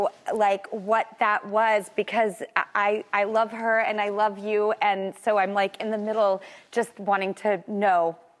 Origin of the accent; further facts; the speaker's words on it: California, United States; moved away as an adult; also born or lived in Los Angeles; now in New York, United States; I don't know if you can tell from my accent, but I'm from California.